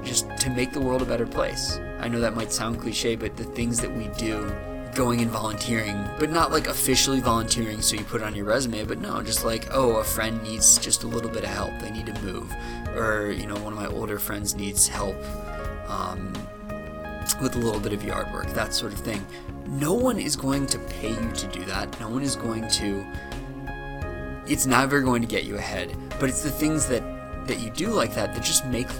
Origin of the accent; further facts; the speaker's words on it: Cleveland, Ohio, United States; moved away; I'm originally from Cleveland, Ohio